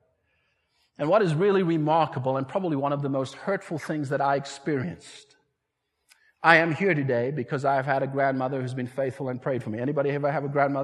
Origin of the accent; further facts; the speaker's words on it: South Africa; moved away; I was raised in South Africa